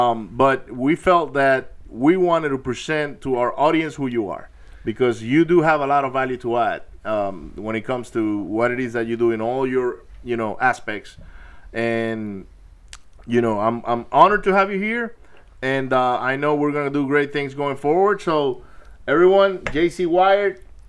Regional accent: Maracaibo, Zulia, Venezuela; And we didn't have the problems you guys did in Venezuela, because I grew up in Maracaibo.

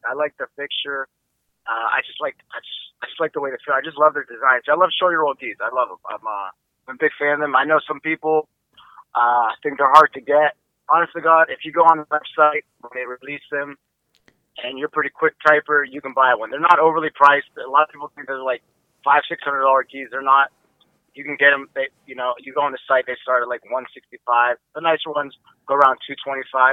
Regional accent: Warren, Ohio, United States; my hometown in Warren, Ohio, and we would just train in my garage

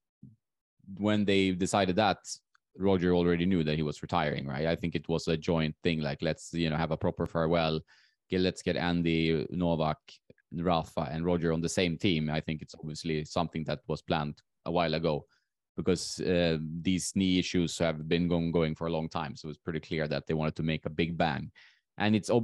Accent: Sweden; moved away as an adult

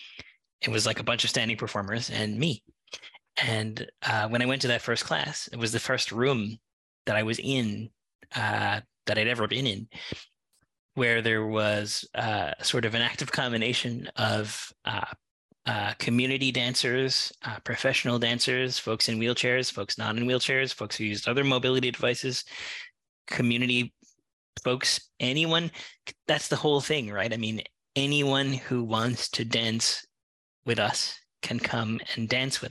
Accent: Newfoundland and Labrador, Canada; moved away as an adult; now in Vancouver, Canada; I'm originally from Newfoundland, and I moved out here

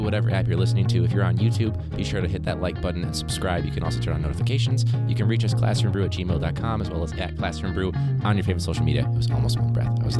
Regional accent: Midwest, United States; maybe I'm from the Midwest

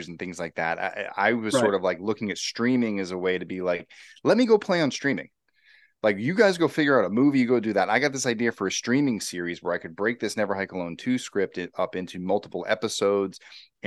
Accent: Massachusetts, United States; now in California, United States; I'm actually from Massachusetts.

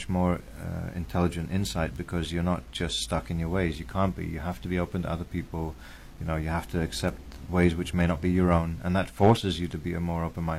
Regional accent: England, United Kingdom; also born or lived in India; I grew up in England. I was born in India

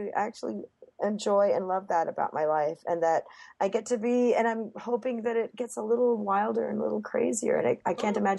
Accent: Texas, United States; born there; oh, I was born in Texas, and they're like, I'm still so confused.

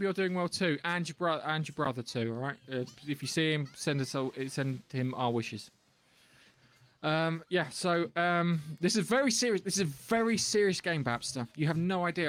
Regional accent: England, United Kingdom; I'm English

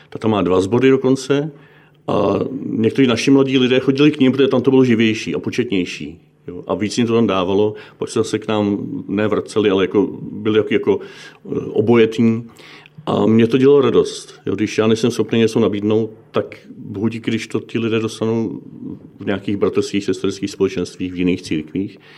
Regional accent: Bohemia, Czechia; protože u nás v Čechách i v, na tom západě je katolická církev velmi často nebo až na nějaké výjimky nejpočetnější

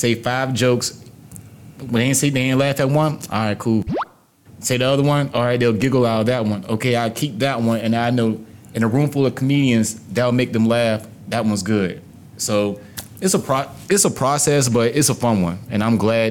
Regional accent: Virginia, United States; I'm from Virginia

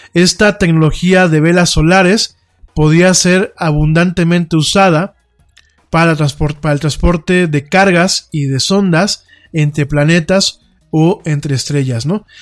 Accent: Mexico

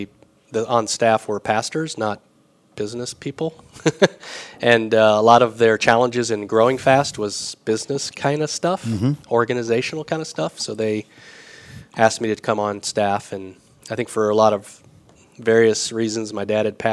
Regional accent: Michigan, United States; moved away as an adult; also born or lived in Indianapolis, Indiana; now in Winona Lake, United States; I was from Michigan.

